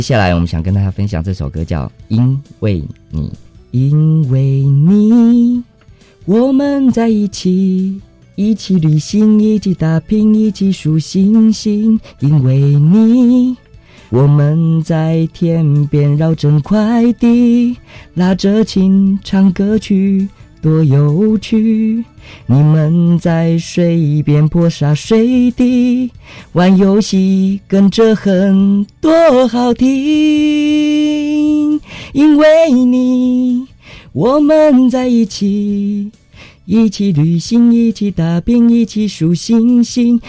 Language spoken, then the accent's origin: Chinese; Yilan, Yilan County, Taiwan; 我其实是宜兰菜市场这边长大的孩子